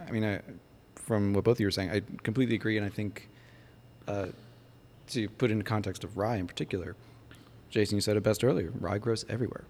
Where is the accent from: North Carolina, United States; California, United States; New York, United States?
New York, United States; my home state